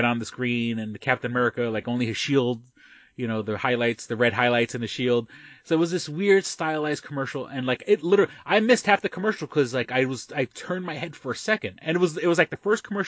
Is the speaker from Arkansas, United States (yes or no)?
no; New York, United States; being a New Yorker